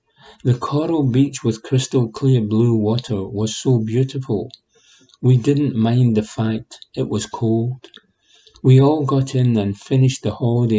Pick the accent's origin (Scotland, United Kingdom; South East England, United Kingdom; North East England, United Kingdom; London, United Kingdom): Scotland, United Kingdom; Glasgow; It is embarrassing to admit, as someone who has been born and brought up in Glasgow, that I have never really travelled around Scotland much.